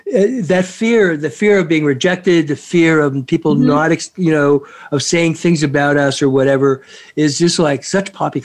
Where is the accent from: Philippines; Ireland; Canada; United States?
Canada; as a Canadian, as British background